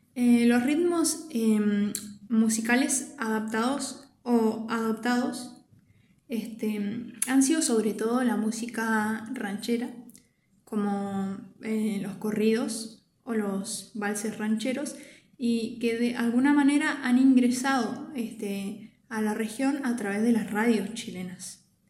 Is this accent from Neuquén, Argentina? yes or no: yes; Andacollo, Neuquén, Argentina; soy oriunda de Andacoyo, de la provincia de, de Neuquén